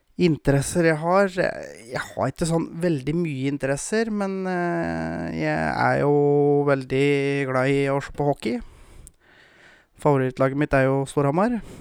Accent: Gausdal, Innlandet, Norway; also born or lived in Moelv, Hedmarken; now in Råholt, Norway; Jeg kommer jo opprinnelig fra Gausdal

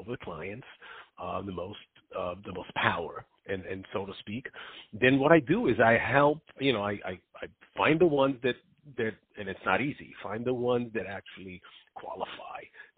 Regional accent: Israel; moved away; I grew up in Israel

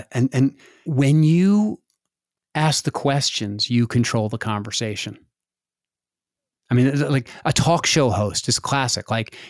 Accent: Montana, United States; I was raised in Montana where not many people that from this area were raised.

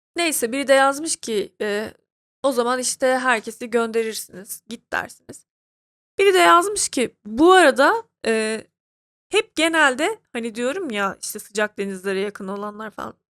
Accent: Turkey; now in Ankara, Turkey; Ben Türk'üm. Türk kültüründe yetişmişim.

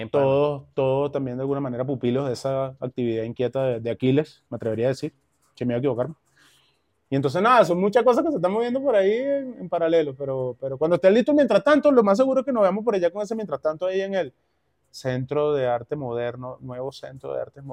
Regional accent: Caracas, Capital District, Venezuela; moved away as an adult; now in Bogotá, Colombia; yo crecí en el Valle, del Valle

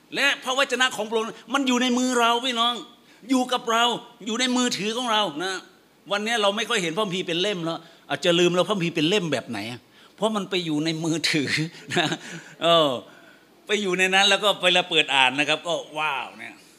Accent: Phetchabun, Thailand; now in Bangkok, Thailand; ผมเป็นคนเพชรบูรณ์

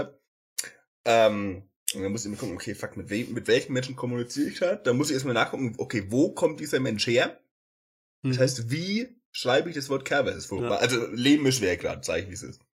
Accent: Hagenbüchach, Bavaria, Germany; now in Fürth, Germany; bei Hagenbüchach, also, wo ich herkomme

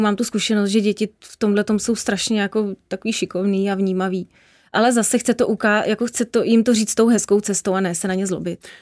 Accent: Czechia; jsem prostě Evropanka, jsem Češka

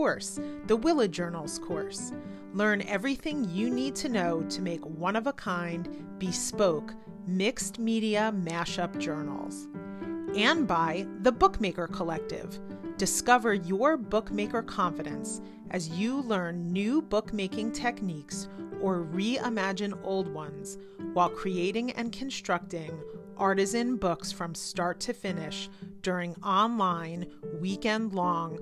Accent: East Coast, United States; moved away as an adult; now in Cleveland, United States; I grew up on the East Coast

